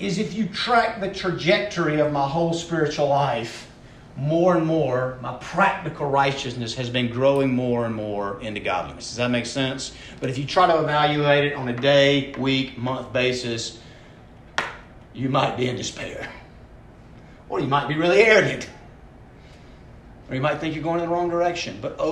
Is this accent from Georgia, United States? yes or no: yes; Atlanta, Georgia, United States; I was born in Atlanta, Georgia, 46 years ago